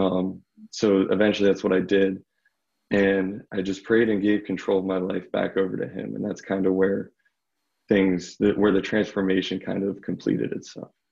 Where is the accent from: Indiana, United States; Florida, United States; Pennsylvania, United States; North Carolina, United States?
Pennsylvania, United States; Bethel Park; I'm from Bethel Park, Pennsylvania, which is just south of Pittsburgh, basically a suburb